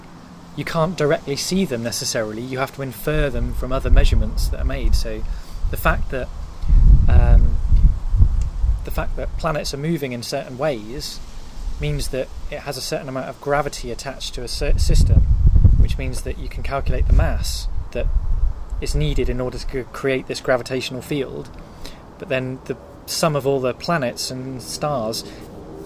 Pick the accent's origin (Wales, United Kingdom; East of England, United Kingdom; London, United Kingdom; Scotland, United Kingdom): East of England, United Kingdom; Norfolk; I grew up in Norfolk